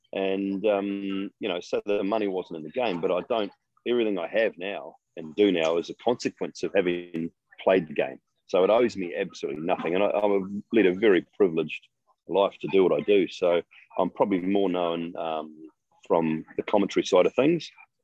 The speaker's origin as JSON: {"language": "English", "country": "New Zealand", "said": "being a New Zealander"}